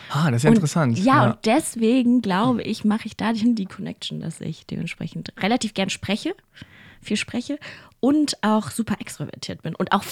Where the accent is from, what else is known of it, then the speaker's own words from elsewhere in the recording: Mongolia; now in Germany; Also ich bin ja in der Mongolei geboren und ich war ja die ersten zwei Jahre da.